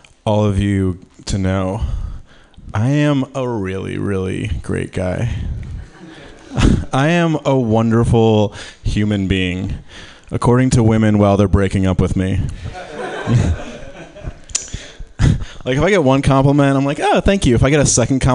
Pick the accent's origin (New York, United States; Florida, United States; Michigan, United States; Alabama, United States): Michigan, United States; I'm from Michigan